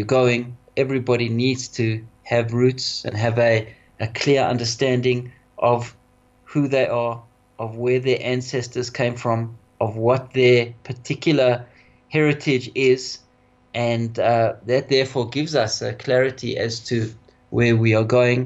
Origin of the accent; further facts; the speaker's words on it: South Africa; for us Jews in South Africa, primarily, we come from Lita, we come from Lithuania, and that's where our roots are